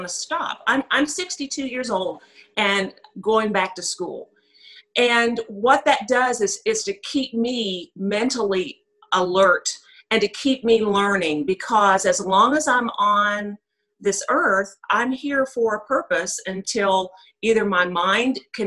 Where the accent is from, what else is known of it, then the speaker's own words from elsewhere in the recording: West Virginia, United States; I was born in West Virginia to Weldon and Betty Warnock, and my dad preached his entire life. So I grew up in that world